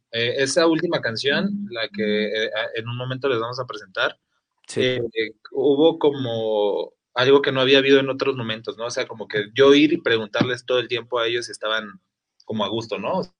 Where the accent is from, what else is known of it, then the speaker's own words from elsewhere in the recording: Mexico City, Mexico; la mayoría de somos de la Ciudad de México originarios.